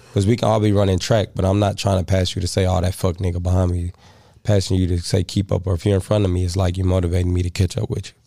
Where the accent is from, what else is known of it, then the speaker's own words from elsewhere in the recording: Missouri, United States; I'm from Missouri